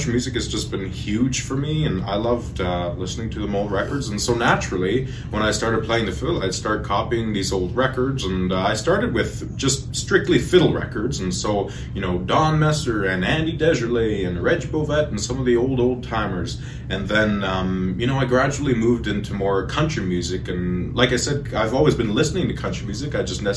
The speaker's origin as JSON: {"language": "English", "town": "Edmonton", "region": "Alberta", "country": "Canada", "tie": "born or raised there", "also_born_or_lived": "Sucker Creek First Nation", "said": "I grew up here in Edmonton, you know, I've lived most of my life here, but, you know, I'm originally from Sucker Creek First Nation"}